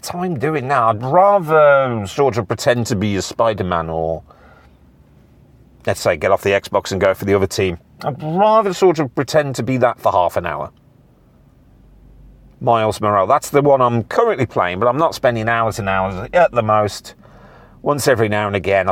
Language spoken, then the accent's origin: English; United Kingdom; I'm British.